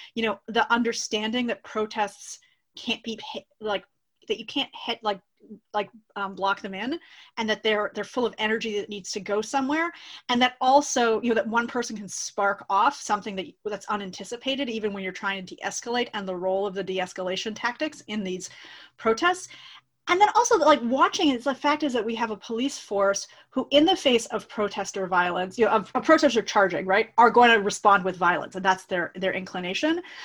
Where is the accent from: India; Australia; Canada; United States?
Canada; Toronto, Ontario; I'm a Canadian. I grew up in Toronto.